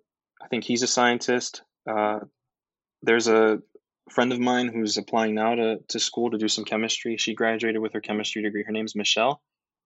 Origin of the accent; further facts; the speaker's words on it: New York City, New York, United States; I'm from the Bronx, New York. I'm from the home of hip hop.